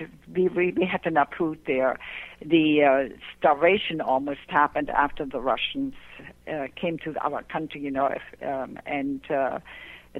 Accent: Pomerania, Germany; English is a second language; moved away as an adult; now in United States; I grew up in Germany in a small Pomeranian village. And like I said, after World War II, you know, I came to this country

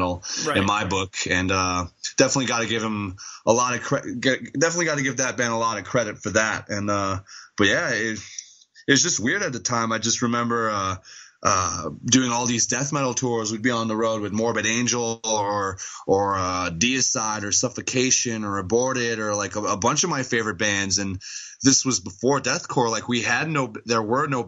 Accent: Montreal, Quebec, Canada; I was born in Montreal

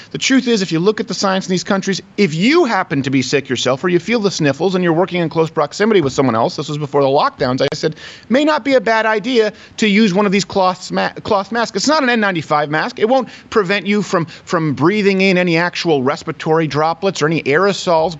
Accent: Detroit, Michigan, United States; moved away as an adult; I'm from Michigan. I was born in Detroit. I lived there for years.

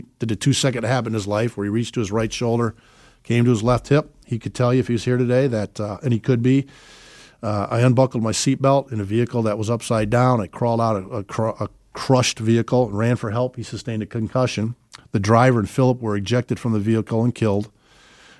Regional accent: Chicago, Illinois, United States; moved away; we're originally from Chicago

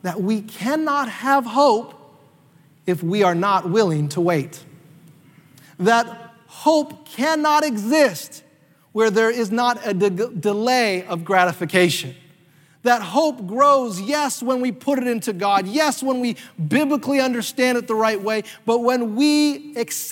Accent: North Carolina, United States; me and my family used to do when we were kids growing up in North Carolina

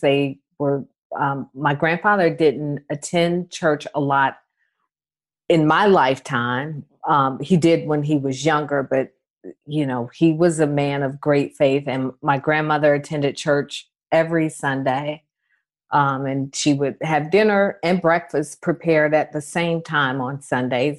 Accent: Atlanta, Georgia, United States; growing up in Atlanta

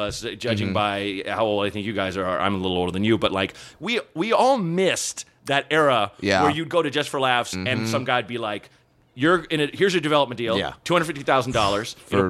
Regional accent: Portland, Oregon, United States; moved away as an adult; also born or lived in Chicago / New York; I was born in Chicago. My parents moved to Portland when I was like three. Mm-hmm. Grew up there. Went to school in New York. Lived in Chicago for a couple years.

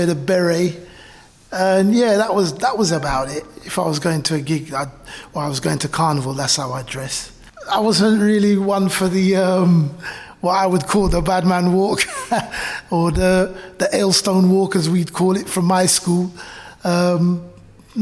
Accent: London, United Kingdom; I was born when my parents were living in the borough, and I grew up in Brent.

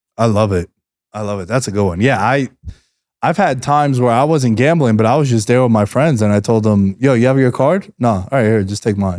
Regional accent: New York City, New York, United States; moved away as an adult; now in Las Vegas, United States; Growing up in Queens

